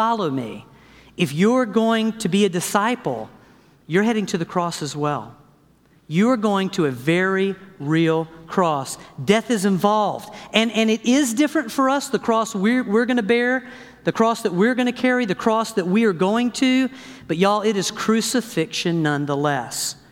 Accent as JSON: {"language": "English", "region": "the South", "country": "United States", "said": "I am from the South, okay? My family is from Louisiana."}